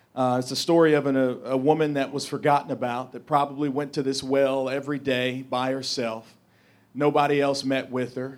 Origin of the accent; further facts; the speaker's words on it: St. Louis, Missouri, United States; I'm from North Saint Louis City.